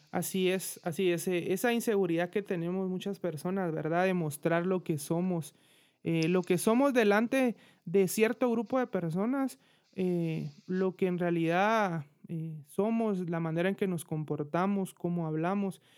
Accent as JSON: {"language": "Spanish", "town": "Guatemala City", "region": "Guatemala Department", "country": "Guatemala", "said": "yo soy de Guatemala, de la bella ciudad de Guatemala"}